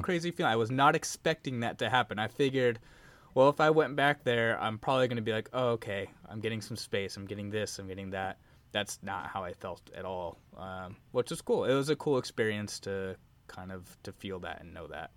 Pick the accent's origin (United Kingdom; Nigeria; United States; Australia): United States; Arizona; moved away as an adult; also born or lived in Washington State; now in Washington, United States; I was born and raised in Arizona